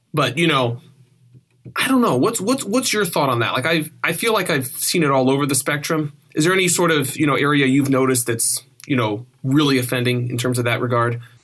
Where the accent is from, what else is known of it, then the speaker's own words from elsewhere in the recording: Oregon, United States; moved away; also born or lived in California; I grew up on the West Coast, and Oregon and a little bit of California.